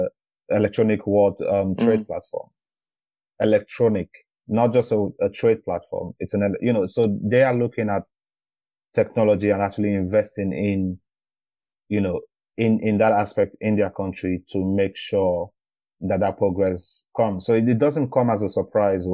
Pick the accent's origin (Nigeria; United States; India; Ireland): Nigeria; I am from Nigeria